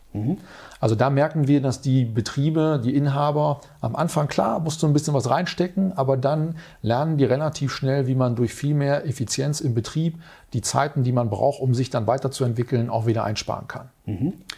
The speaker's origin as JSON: {"language": "German", "town": "Münster", "region": "North Rhine-Westphalia", "country": "Germany", "tie": "born or raised there", "said": "in Münster, meiner Heimatstadt"}